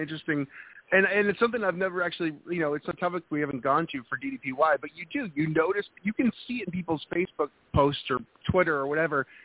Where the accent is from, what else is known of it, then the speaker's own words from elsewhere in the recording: New Hampshire, United States; moved away; I'm originally from New England, New Hampshire.